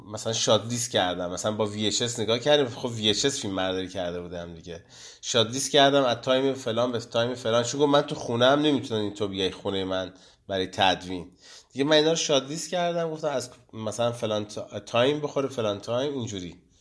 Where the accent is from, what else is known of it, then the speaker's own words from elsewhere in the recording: Gachsaran, Kohgiluyeh and Boyer-Ahmad, Iran; also born or lived in Khuzestan; چون من توی اشایر دنیا آمدم پدرم شرکت نفتی بود و ما دیگه اومدیم مثلا خوزستان یه مدتی بودیم بعد دیگه اومدیم گشسران